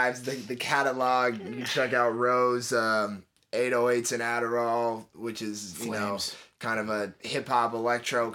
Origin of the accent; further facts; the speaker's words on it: Oakland, California, United States; I'm from Oakland, California.